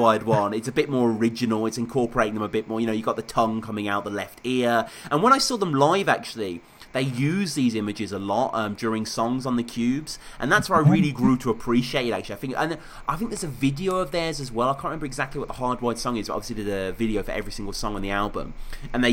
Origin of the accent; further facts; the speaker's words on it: United Kingdom; I'm the British guy